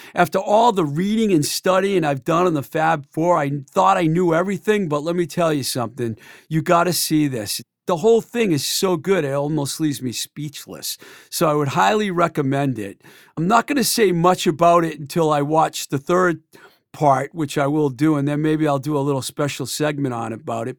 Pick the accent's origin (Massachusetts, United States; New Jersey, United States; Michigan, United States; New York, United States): Massachusetts, United States; Worcester County; I grew up in Worcester County too